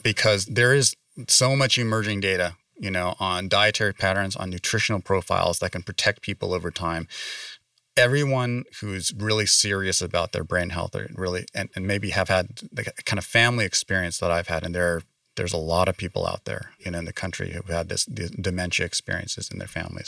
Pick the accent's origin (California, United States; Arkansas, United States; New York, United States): California, United States; San Francisco Bay Area; moved away as an adult; also born or lived in East Coast; now in Las Vegas, United States; I grew up in the San Francisco Bay Area